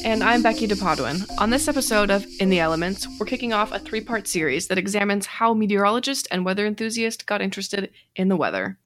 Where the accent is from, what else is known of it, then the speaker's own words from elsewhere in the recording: Windsor, Colorado, United States; my hometown of Windsor, Colorado